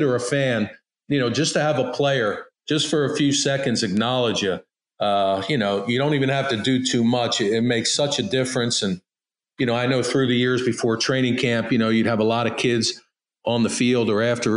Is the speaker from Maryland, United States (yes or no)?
yes; Baltimore, Maryland, United States; growing up in Baltimore